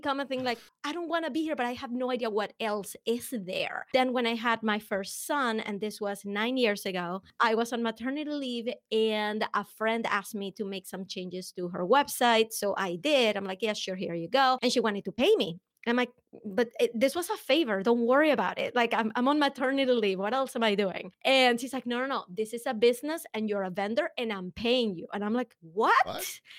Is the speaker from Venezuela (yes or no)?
yes; Venezuela; accent: Venezuelan; English is a second language; I am actually from Venezuela. So before you spend the rest of the hour trying to figure out where the accent is coming from, it is Venezuelan.